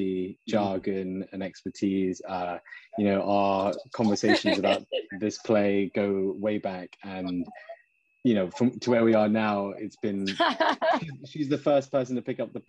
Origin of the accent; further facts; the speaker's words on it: United Kingdom; I'm a British Indian Muslim man